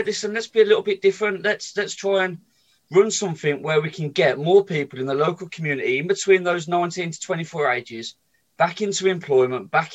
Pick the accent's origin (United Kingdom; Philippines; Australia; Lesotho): United Kingdom; Birmingham, West Midlands; I was brought up in Sheldon